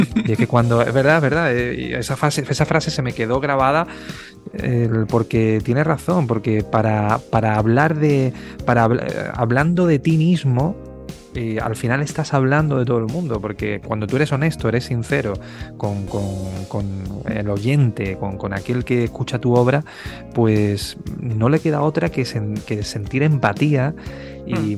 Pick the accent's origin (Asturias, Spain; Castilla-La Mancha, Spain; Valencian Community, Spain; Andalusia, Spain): Andalusia, Spain; Osuna; moved away as an adult; also born or lived in Écija / Seville; now in Madrid, Spain; me voy a estudiar a Écija, que es un pueblo que está muy cerquita de Osuna